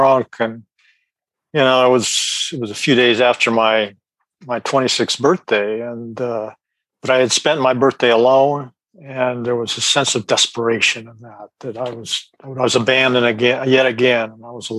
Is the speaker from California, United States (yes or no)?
yes; Sacramento, California, United States; I'm from Sacramento, California.